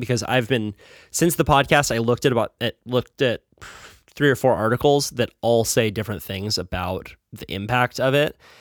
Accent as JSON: {"language": "English", "town": "Santa Cruz", "region": "California", "country": "United States", "tie": "born or raised there", "said": "growing up in Santa Cruz"}